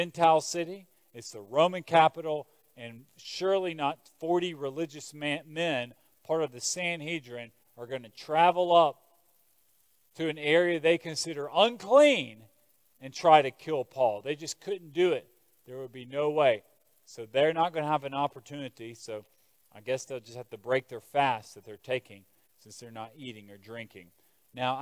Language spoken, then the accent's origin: English; United States